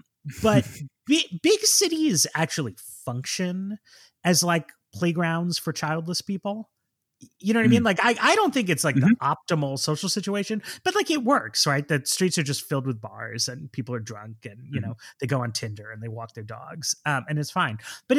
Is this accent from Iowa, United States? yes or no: no; Manhattan, New York, United States; Like I grew up in Manhattan, so people can easily caricature me as like just like a big city person.